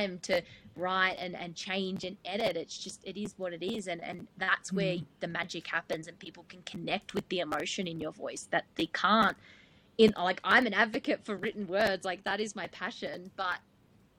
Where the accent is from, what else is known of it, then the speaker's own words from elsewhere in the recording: Gippsland, Victoria, Australia; I'm from Gippsland in Victoria.